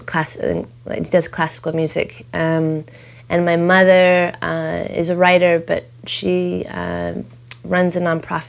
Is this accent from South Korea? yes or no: no; Los Angeles, California, United States; I was born on a kitchen table on Hoover Street.